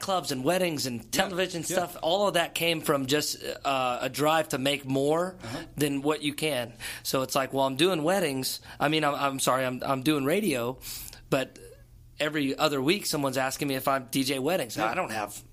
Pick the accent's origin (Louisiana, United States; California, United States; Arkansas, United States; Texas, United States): Louisiana, United States; Shreveport; also born or lived in Keithville, Louisiana; But no, I grew up in Shreveport, never left in Keithville